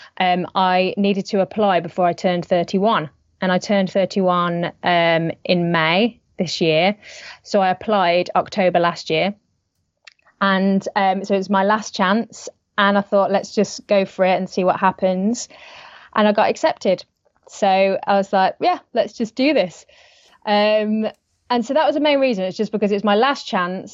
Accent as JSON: {"language": "English", "area": "near Birmingham", "region": "West Midlands", "country": "United Kingdom", "also_born_or_lived": "London", "moved": "yes", "lives_now": "Vancouver, Canada", "said": "I'm British. Yes, I'm from the Midlands in England, so near to Birmingham. But I moved to London. So I came from London to here, which is Canada, Vancouver"}